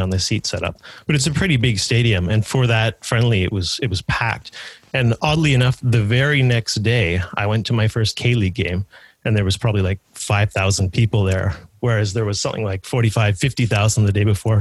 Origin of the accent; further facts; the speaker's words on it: Vancouver, British Columbia, Canada; moved away as an adult; also born or lived in United Kingdom / South Korea; now in Toronto, Canada; I'm from Vancouver, Canada, originally, but I'm currently living in Toronto.